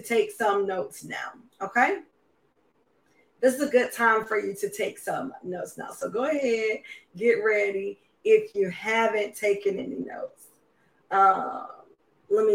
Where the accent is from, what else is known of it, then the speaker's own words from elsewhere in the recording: Charlotte, North Carolina, United States; I'm from Charlotte.